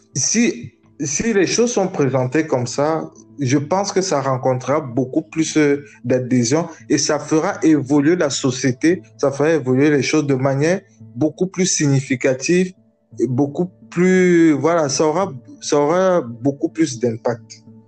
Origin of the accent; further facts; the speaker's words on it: Cameroon; je viens du Cameroun, je suis camerounais